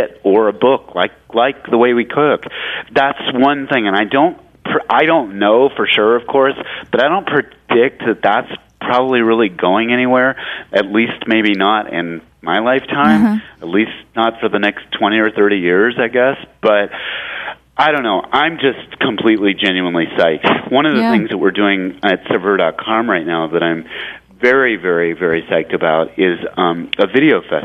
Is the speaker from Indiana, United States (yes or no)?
no; California, United States; I'm originally from California